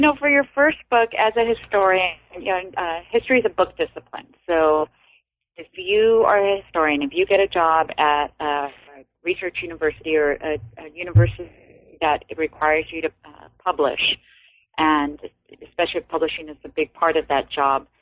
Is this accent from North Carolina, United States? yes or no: no; Los Angeles, California, United States; I'm from Los Angeles, uh, from the Echo Park section of Los Angeles